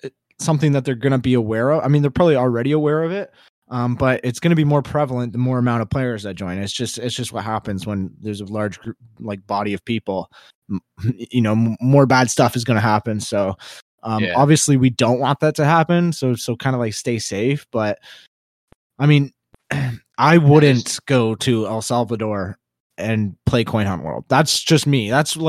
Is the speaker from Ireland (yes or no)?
no; Canada; I'm from Canada.